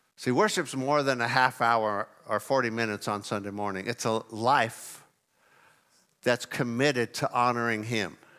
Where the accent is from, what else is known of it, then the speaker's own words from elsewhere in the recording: California, United States; moved away; I grew up in California.